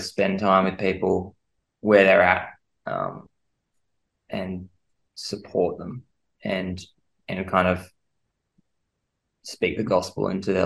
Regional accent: Jervis Bay, Jervis Bay Territory, Australia; moved away as an adult; also born or lived in Sydney; now in Darwin, Australia; I grew up in Jervis Bay, which is a great place to grow up. Grew up on the beach.

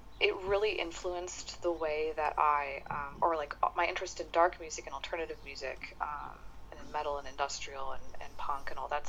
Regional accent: San Diego, California, United States; I grew up in San Diego, California

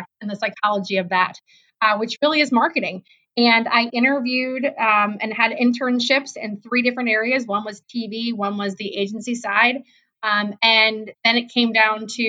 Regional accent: East Coast, United States; also born or lived in Cleveland, Ohio; now in Columbus, United States; I grew up on the East Coast, so that's coming from an East Coaster

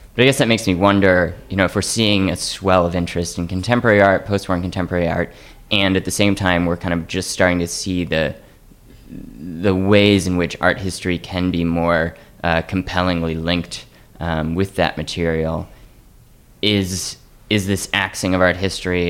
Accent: Atlanta, Georgia, United States; I grew up in Atlanta and we had access to the the High Museum

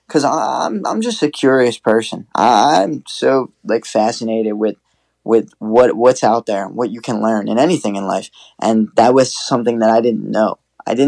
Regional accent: New Jersey, United States; my hometown, our hometown

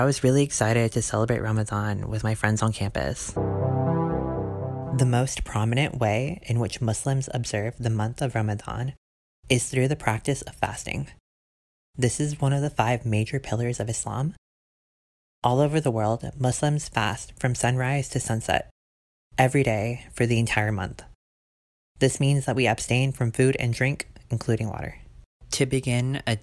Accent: Sugar Land, Texas, United States; I'm currently in my hometown of Sugarland, Texas.

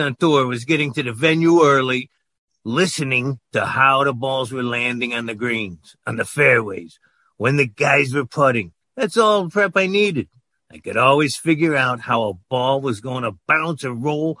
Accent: New Jersey, United States; I ended up getting enough points to be on the PGA Championship, which was in my home state of Jersey.

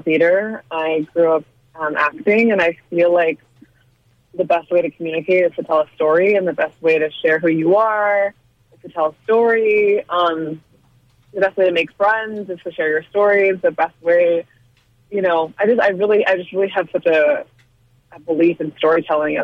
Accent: United States; my experience as a woman of color growing up in America

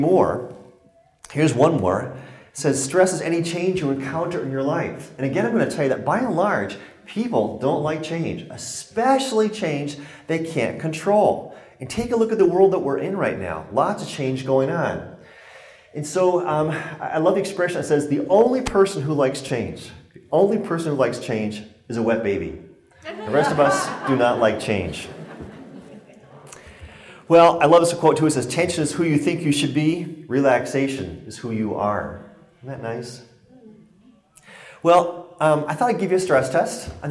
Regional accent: Connecticut, United States; now in Colorado, United States; I was born and raised in Connecticut, so it's great to be back in New England, but I now live in Colorado

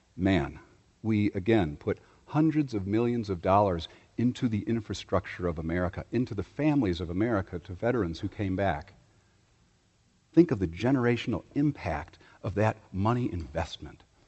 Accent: Chicago, Illinois, United States; my hometown of Chicago

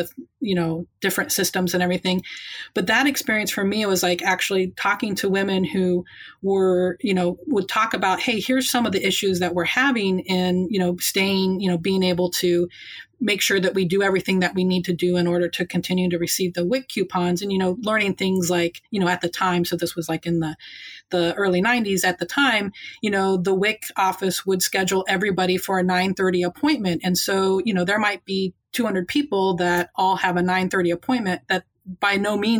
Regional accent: Indiana, United States; moved away as an adult; also born or lived in Baltimore, Maryland; now in Chicago, United States; growing up in Indiana is like, you know, I grew up in these small towns where everybody knew you

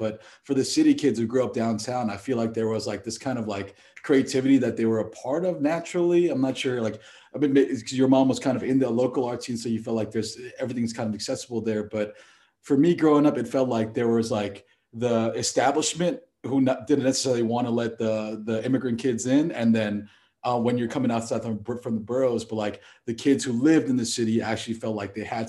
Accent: New York, United States; when I was growing up in Queens

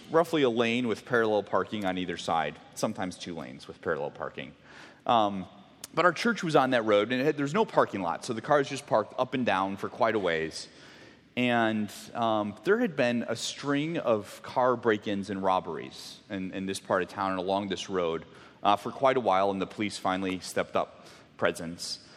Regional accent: Mexico; I grew up in Mexico, for those of you that didn't know, and the church that I was at for kind of much of my um, middle school, junior high, high school years uh, was on a really main road.

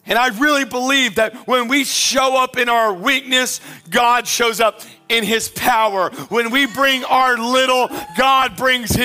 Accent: Pensacola, Florida, United States; I grew up in Pensacola in the 90s

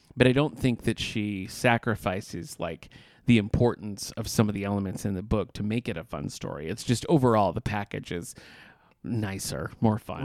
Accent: Battle Creek, Michigan, United States; I'm from Battle Creek, Michigan

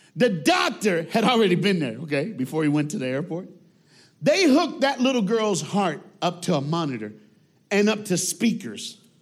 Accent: United States; I'm black and I'm an American

